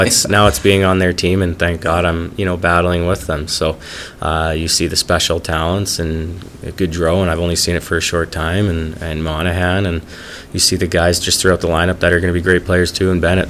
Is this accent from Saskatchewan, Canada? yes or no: no; Lethbridge, Alberta, Canada; my hometown team